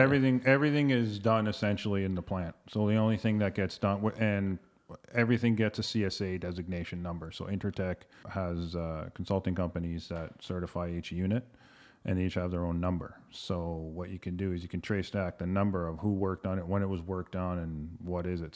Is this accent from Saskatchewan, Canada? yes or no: no; London, Ontario, Canada; moved away as an adult; now in Toronto, Canada; Graduated from Fanshawe College in London, Ontario, my hometown, born and raised.